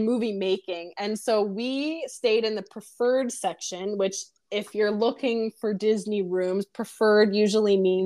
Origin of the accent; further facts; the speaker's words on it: Oshawa, Ontario, Canada; we're from Oshawa